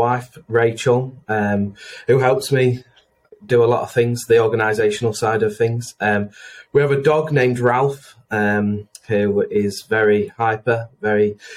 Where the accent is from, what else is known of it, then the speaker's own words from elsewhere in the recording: Chesterfield, East Midlands, United Kingdom; I'm from Chesterfield, big town, amazing town, big club, big football team.